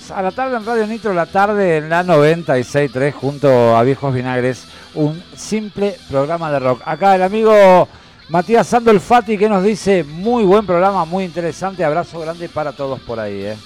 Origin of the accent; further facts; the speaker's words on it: Tandil, Buenos Aires Province, Argentina; yo soy de Tandil